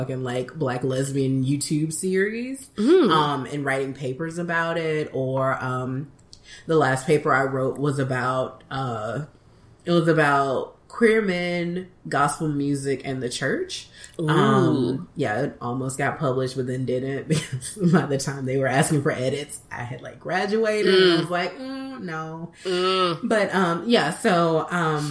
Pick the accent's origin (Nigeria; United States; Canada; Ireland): United States; Birmingham, Alabama; now in Washington, D.C., United States; I'm originally from Birmingham, Alabama